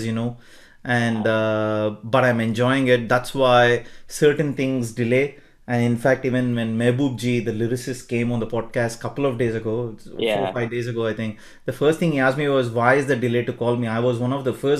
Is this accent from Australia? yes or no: no; Bangalore, Karnataka, India; I'm from Bangalore too